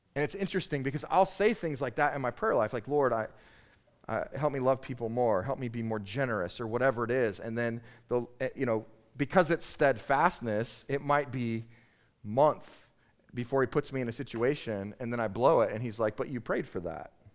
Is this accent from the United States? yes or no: yes; United States; I'm an American